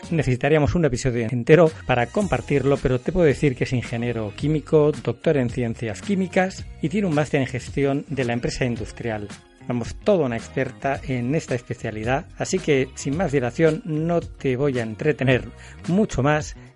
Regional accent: Barcelona, Catalonia, Spain; Yo que además soy de Barcelona

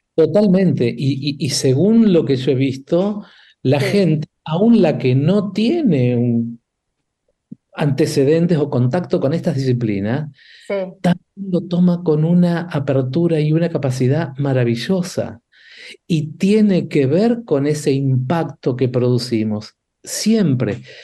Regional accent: Argentina; nosotros argentinos

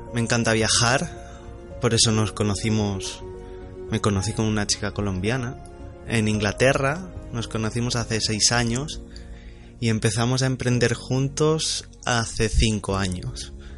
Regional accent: Ibiza, Balearic Islands, Spain; soy de, soy de Ibiza, soy español

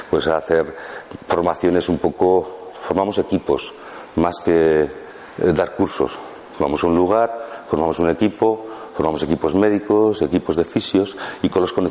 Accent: Basque Country, Spain; now in Málaga, Spain; yo vengo del País Vasco, de los equipos ciclistas y todo eso

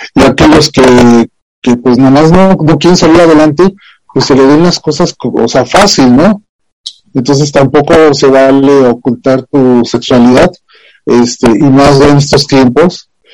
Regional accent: Mexico

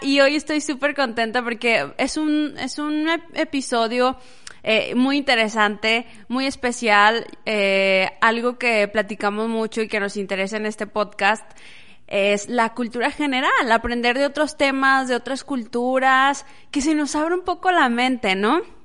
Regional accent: Las Nieves, Durango, Mexico; moved away; also born or lived in Parral, Chihuahua; yo nací en Parral, Chihuahua, me crié en un pueblito que se llama Las Nieves, del estado de Durango, en México.

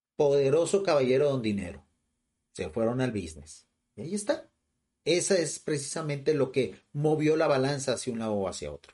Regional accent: Mexico; vivo en México, o sea, y en un lugar totalmente rural de México

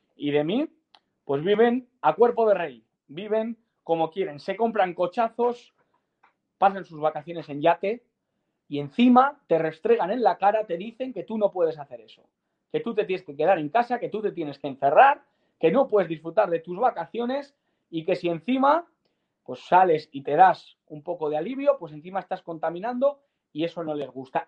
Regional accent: Salamanca, Castile and León, Spain; soy salmantino

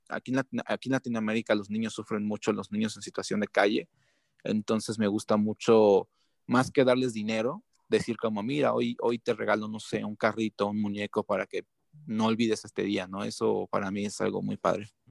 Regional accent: Mexico; los mexicanos

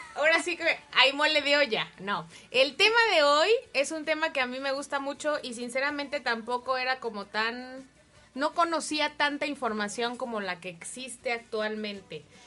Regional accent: Mexico; nosotros como mexicanos

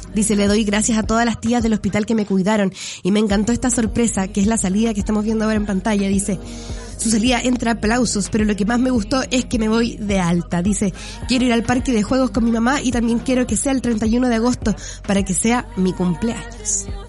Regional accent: Chile; Todos somos chilenos

